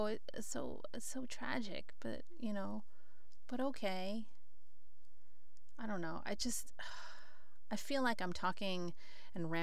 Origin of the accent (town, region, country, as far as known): United States